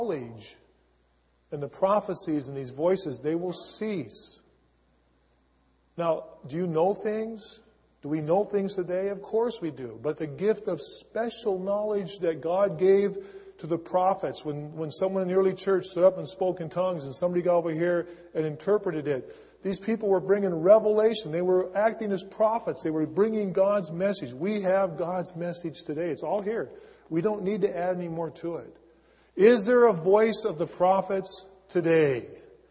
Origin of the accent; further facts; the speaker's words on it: Seattle, Washington, United States; I was born and raised in Seattle. Born and raised in Green Lake area, or now I say Finney Ridge.